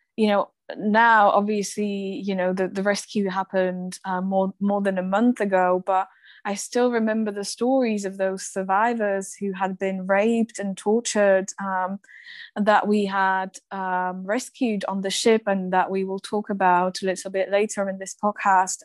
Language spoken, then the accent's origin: English; Slovakia; my home country slovakia